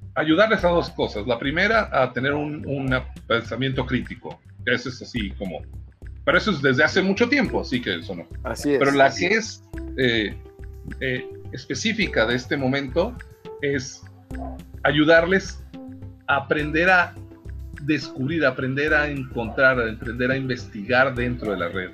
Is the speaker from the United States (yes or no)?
no; Mexico; es nuestra maldición como mexicanos